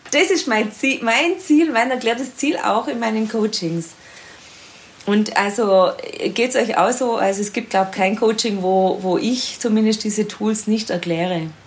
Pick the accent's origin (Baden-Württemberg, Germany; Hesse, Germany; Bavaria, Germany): Baden-Württemberg, Germany; Swabia, Ostalb district near Stuttgart; moved away; Frauenbeauftragte im Sportkreis Ostalb, äh, also meiner alten Heimat im Schwäbischen in der Nähe von Stuttgart